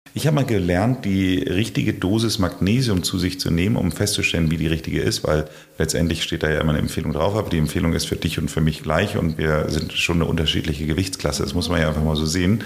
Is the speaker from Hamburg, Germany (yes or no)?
yes; Hamburg, Germany; Ich wollte damals als Hamburger